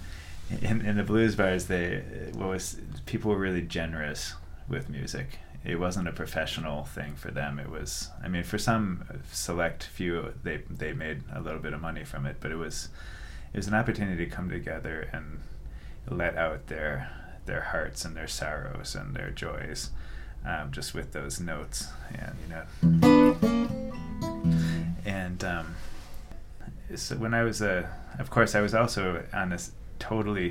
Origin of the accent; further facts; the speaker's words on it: Milwaukee, Wisconsin, United States; I grew up in Milwaukee, Wisconsin